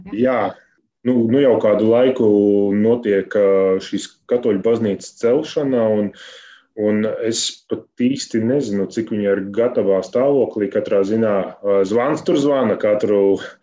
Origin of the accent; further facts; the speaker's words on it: Ikšķile, Ogre Municipality, Latvia; Mēs esam no Ikšķules